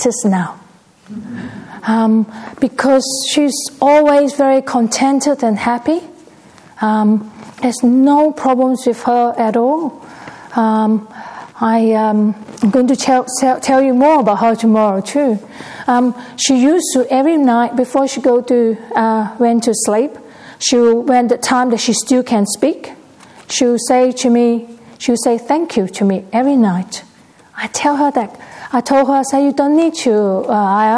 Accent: Perth, Western Australia, Australia; I'm actually from Perth locally

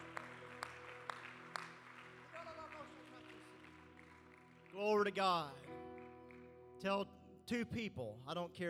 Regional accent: Arkansas, United States; I'm from Arkansas

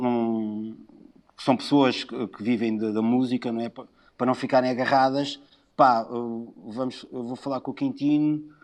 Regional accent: Lisbon, Portugal; moved away; eu adoro Lisboa, sou de Lisboa

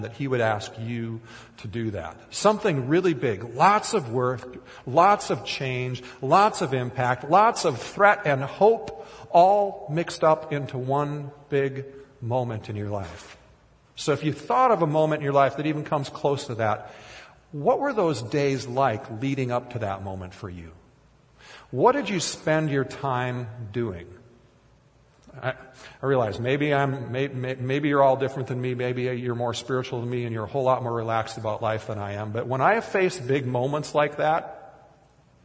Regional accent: Kiester, Minnesota, United States; moved away; my hometown during high school years was named Keister, Minnesota.

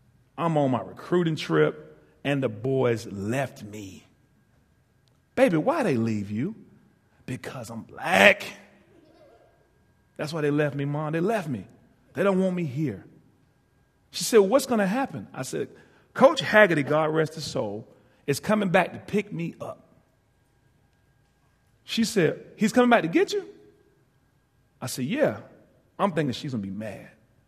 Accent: East Coast, United States; I'm from the East Coast.

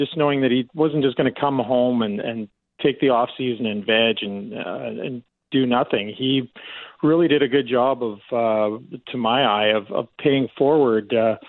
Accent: Medicine Hat, Alberta, Canada; I was raised in Medicine Hat.

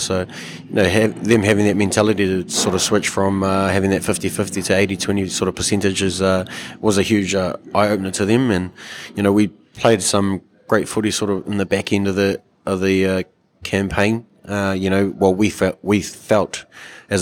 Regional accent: Wainuiomata, Wellington, New Zealand; I was basically brought up at the league club. It was like my second home in Wainui

